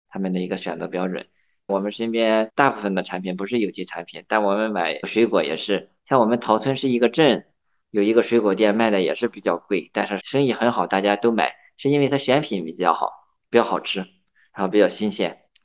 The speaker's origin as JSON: {"language": "Chinese", "town": "Yantai", "region": "Shandong", "country": "China", "tie": "born or raised there", "said": "我是在我的老家烟台做生态苹果的种植"}